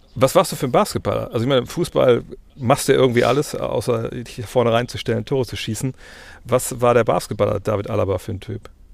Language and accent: German; Wolfsburg, Lower Saxony, Germany; ich komme aus Wolfsburg